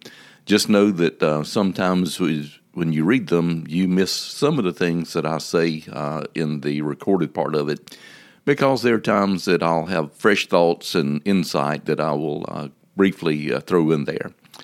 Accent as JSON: {"language": "English", "region": "South Carolina", "country": "United States", "tie": "born or raised there", "said": "Now, growing up in the Sand Hills of South Carolina, there was an old saying that I'm familiar"}